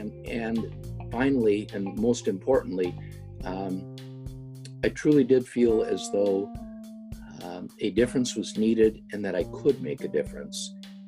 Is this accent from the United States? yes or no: yes; Rogers City, Michigan, United States; born and raised in Rogers City, Michigan, and at a time when Rogers City had twice the population that it currently has, so a little larger.